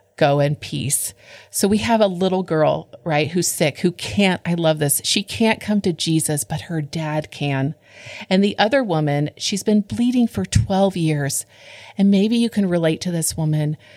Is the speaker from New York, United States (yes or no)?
no; California, United States; I grew up in California